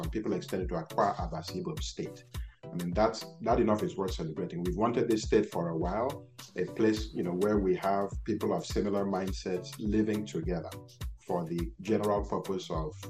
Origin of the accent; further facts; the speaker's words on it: United States; born there; I was born in the United States. Many people don't know that.